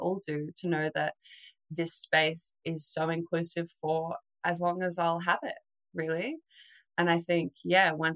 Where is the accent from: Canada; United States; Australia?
Australia